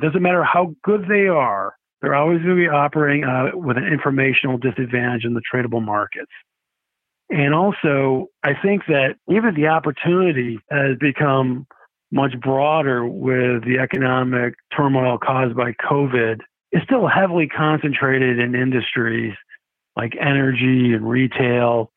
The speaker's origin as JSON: {"language": "English", "town": "Rochester", "region": "New York", "country": "United States", "tie": "born or raised there", "also_born_or_lived": "Syracuse", "moved": "as an adult", "lives_now": "Arizona, United States", "said": "I grew up in Rochester, New York"}